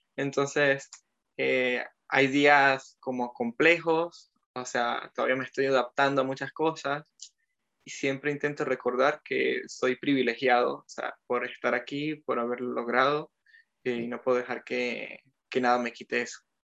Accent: Mérida, Venezuela; moved away as an adult; also born or lived in French Alps, France; now in France; soy de Mérida

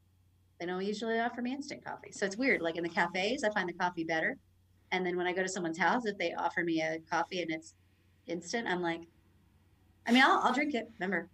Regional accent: Florida, United States; moved away as an adult; also born or lived in Orlando; now in Mexico; I was born in Florida.

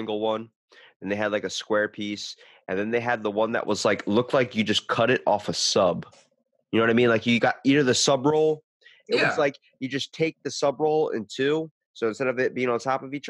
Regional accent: Ocean City, Maryland, United States; I'm the only one in my family besides my brother that was born and raised in Ocean City, Maryland

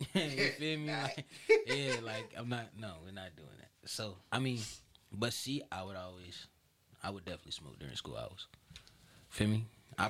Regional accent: Shelby, North Carolina, United States; as somebody like growing up in Shelby

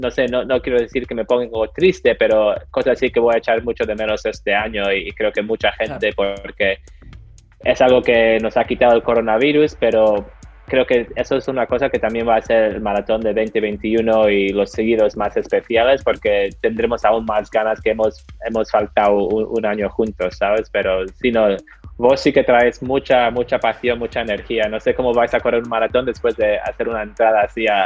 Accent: Barcelona, Catalonia, Spain; born there; nací en Barcelona, tengo toda la familia ahí

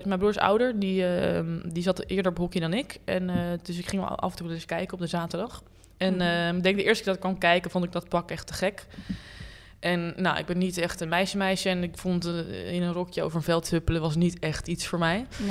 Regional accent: Hilversum, North Holland, Netherlands; ik ben opgegroeid in Hilversum

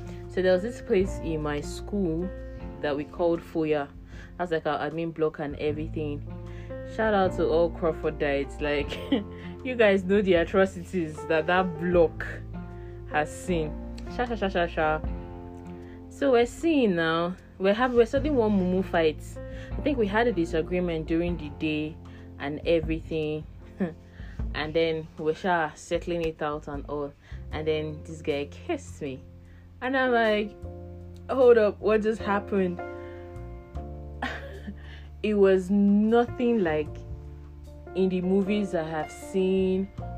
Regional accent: Abia, Nigeria; now in Abuja, Nigeria; I'm from Abia State, Nigeria, and I live in Abuja

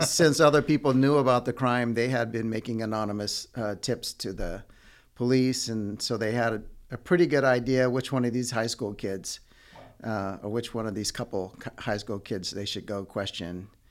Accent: Redding, California, United States; also born or lived in Yuba City, California; I grew up in Northern California in a town called Redding until I was about sixteen

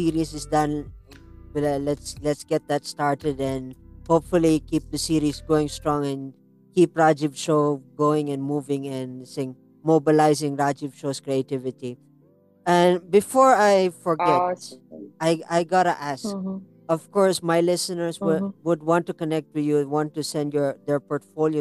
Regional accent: India; as an Indian

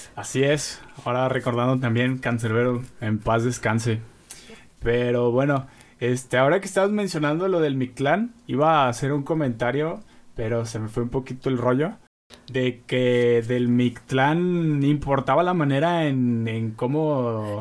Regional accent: Mexico

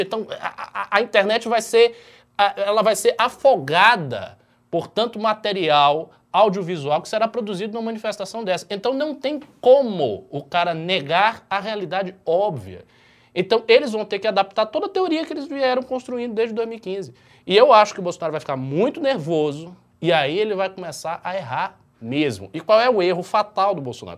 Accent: Bahia, Brazil; eu sou da Bahia

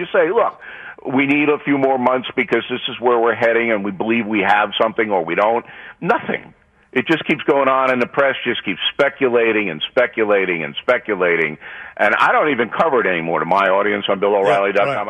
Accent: Levittown, New York, United States; growing up in New York, like I was in Levittown

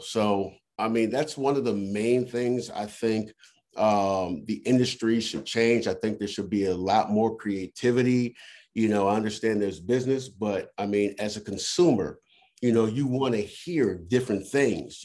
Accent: Washington, District of Columbia, United States; also born or lived in Virginia / Maryland; I'm actually from the Washington D.C. area. Uh, I consider myself a, a true Washingtonian. Um, I mean, I've I've moved all over through the DMV, Virginia, Maryland, but DC's always been my home.

